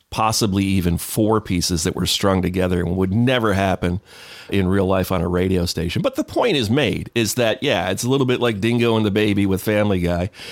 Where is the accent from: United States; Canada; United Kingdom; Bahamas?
United States; Ogdensburg, New York; moved away as an adult; also born or lived in Watertown, New York / Daytona Beach, Florida; I grew up in Ogdensburg, New York